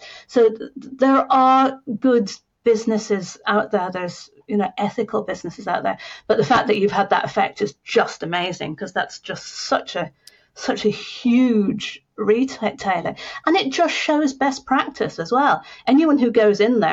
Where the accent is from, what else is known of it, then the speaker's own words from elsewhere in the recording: Scotland, United Kingdom; I'm Scottish